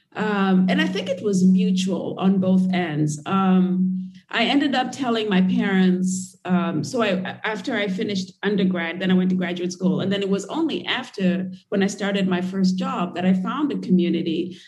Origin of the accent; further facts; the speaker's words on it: Nairobi, Kenya; moved away as an adult; I grew up in Kenya and in Nairobi